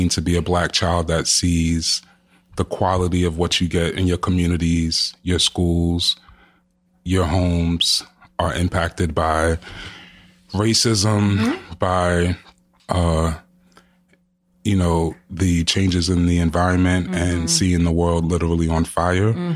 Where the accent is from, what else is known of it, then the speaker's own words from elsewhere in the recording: New York City, New York, United States; I'm born and raised in Jamaica, Queens, and my parents are Jamaican